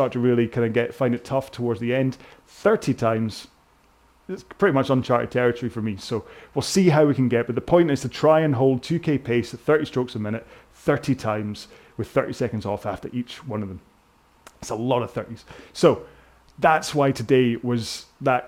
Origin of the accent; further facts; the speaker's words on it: United Kingdom; I'm so British